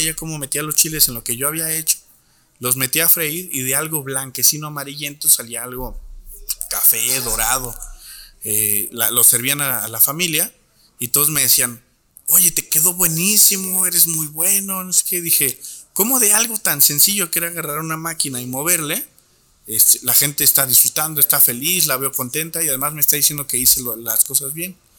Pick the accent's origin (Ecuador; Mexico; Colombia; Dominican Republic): Mexico; Torreón, Coahuila; Nací en Torreón, Coahuila, allí en el año de 1991